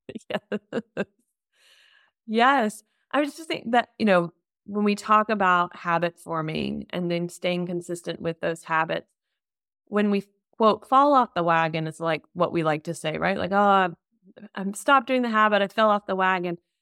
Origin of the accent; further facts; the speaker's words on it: United States; now in Germany; I'm an American living in Germany